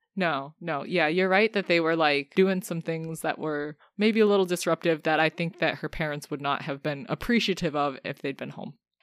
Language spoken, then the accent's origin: English; United States; as an American